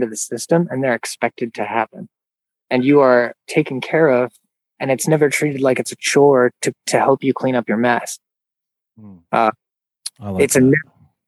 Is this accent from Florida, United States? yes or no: yes; Gulf Coast, Florida, United States; when I was a kid, my mom worked as a house cleaner and I grew up in Gulf Coast, Florida